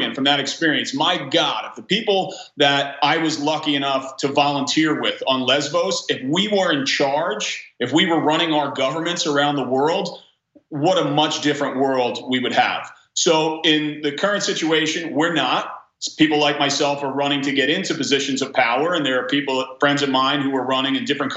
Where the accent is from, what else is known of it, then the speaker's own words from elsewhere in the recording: Belmar, New Jersey, United States; In my hometown of Belmar, New Jersey